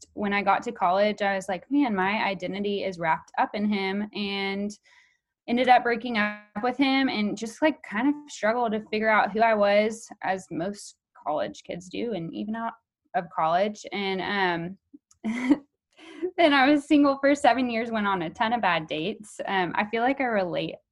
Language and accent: English; Houston, Texas, United States; I'm from Houston, Texas, born and raised.